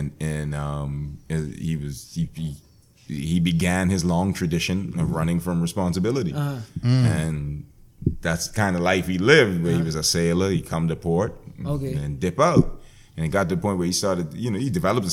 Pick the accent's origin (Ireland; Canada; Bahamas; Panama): Bahamas; also born or lived in United States; I grew up in the Bahamas